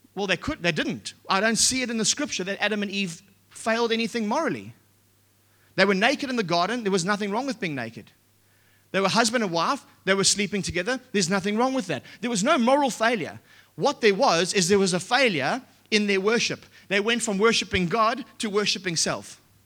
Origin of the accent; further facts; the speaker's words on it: Australia; we're Australian